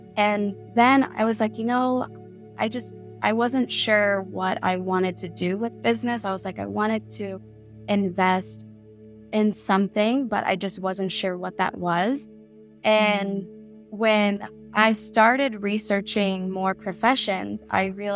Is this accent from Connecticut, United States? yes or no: no; Miami, Florida, United States; now in North County San Diego, United States; growing up in Miami, Florida, when I was younger